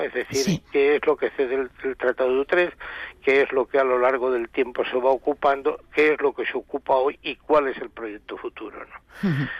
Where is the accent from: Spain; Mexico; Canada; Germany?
Spain; Algeciras, Andalusia; yo soy de ahí